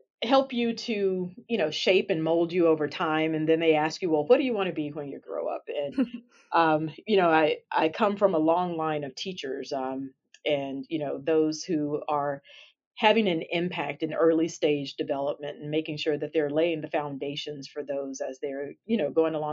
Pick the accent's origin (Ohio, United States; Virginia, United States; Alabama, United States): Alabama, United States; I am a native from Alabama